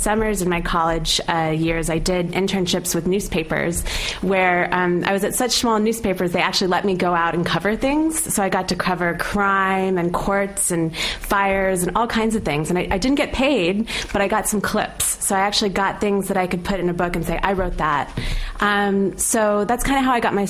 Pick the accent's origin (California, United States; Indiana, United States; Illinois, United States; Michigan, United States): California, United States; I'm Syrian American, but I'm from California